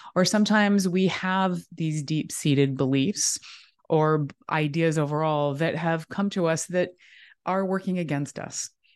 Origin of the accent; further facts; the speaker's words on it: Southern California, United States; I grew up in Southern California